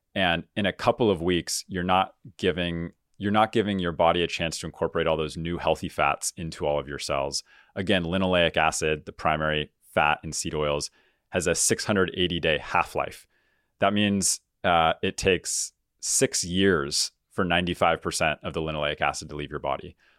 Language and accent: English; San Diego, California, United States; I grew up in Southern California here where, where we're recording, uh, down in San Diego